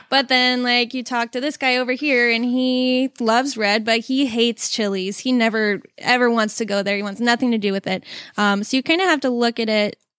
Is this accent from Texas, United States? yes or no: no; Southern California, United States; moved away; originally I'm from California